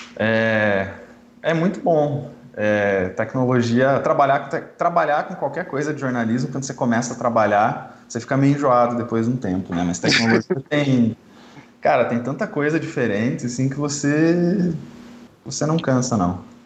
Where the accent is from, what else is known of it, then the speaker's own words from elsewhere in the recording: Curitiba, Paraná, Brazil; sou de Curitiba